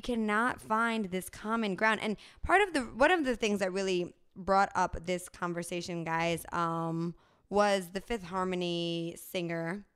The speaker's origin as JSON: {"language": "English", "region": "New Jersey", "country": "United States", "tie": "born or raised there", "also_born_or_lived": "Bronx, New York", "said": "I was born in the Bronx, grew up in New Jersey"}